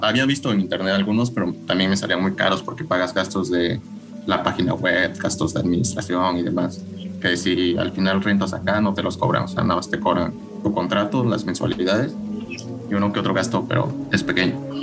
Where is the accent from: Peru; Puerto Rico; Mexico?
Mexico; moved away; nosotros como mexicanos